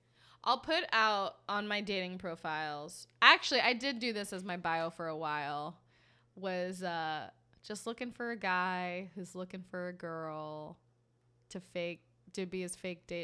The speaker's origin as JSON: {"language": "English", "country": "United States", "said": "I'm American trash."}